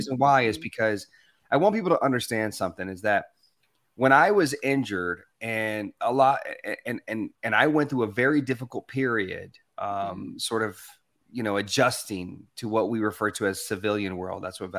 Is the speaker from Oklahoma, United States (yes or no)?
no; Arkansas, United States; also born or lived in Louisiana; I was Hispanic. I was born in Louisiana, but I grew up in Arkansas. And it was predominantly white and black.